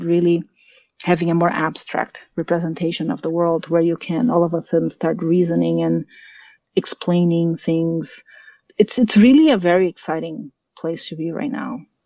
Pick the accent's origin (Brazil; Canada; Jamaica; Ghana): Brazil; São Paulo; moved away as an adult; also born or lived in Germany; now in United States; So I'm from Brazil. I'm from São Paulo, and I, I left Brazil when I was 19. So I mm. did up to high school in Brazil